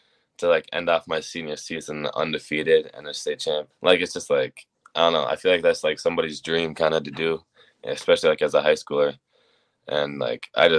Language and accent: English; Minnesota, United States; born or raised there